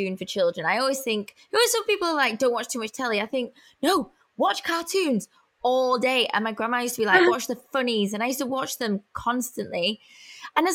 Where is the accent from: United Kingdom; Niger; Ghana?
United Kingdom; Manchester, North West England; accent: Mancunian; I always go more Mank when I go to America, just so I don't lose it